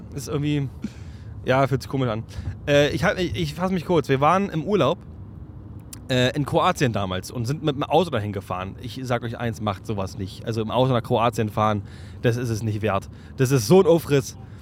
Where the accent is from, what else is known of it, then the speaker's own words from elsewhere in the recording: Berlin, Germany; bei uns in Berlin